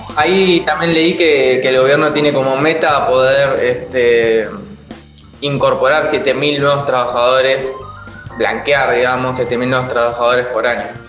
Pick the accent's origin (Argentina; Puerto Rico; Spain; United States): Argentina; en nuestro país